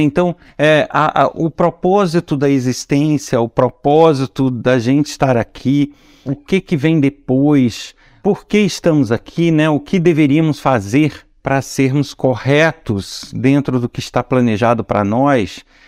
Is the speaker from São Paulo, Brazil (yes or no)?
no; Nova Friburgo, Rio de Janeiro, Brazil; born or raised there